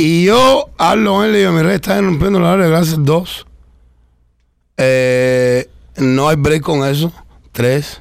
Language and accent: Spanish; Cuba; yo soy cubano